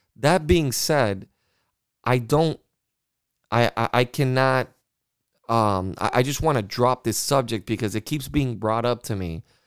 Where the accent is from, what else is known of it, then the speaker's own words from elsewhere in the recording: United States; I am an American